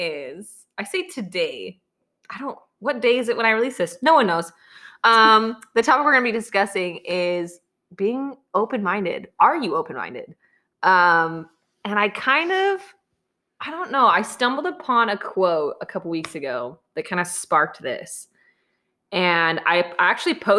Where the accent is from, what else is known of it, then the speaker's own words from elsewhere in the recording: Utah, United States; now in Indiana, United States; I was born and raised in Utah